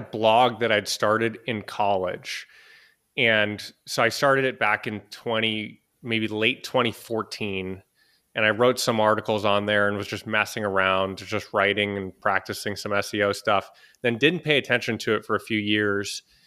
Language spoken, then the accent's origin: English; Boston, Massachusetts, United States; moved away as an adult; also born or lived in Los Angeles / San Francisco; I'm originally from Boston in the U S